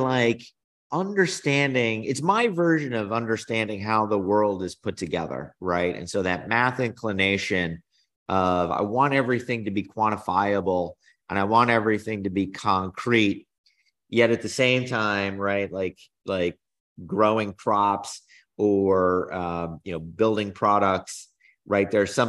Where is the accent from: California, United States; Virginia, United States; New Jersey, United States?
New Jersey, United States; also born or lived in North Carolina; so I grew up in New Jersey, North Carolina, always on the East Coast.